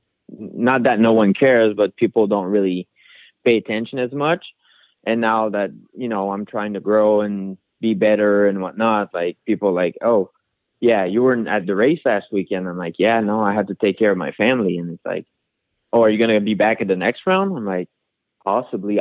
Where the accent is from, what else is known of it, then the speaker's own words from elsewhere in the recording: Canada; now in United States; being a Canadian